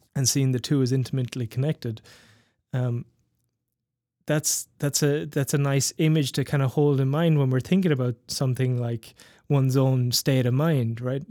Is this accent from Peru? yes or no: no; west and south of Ireland, Ireland; growing up in Ireland, in, particularly in the, in the west and the south of Ireland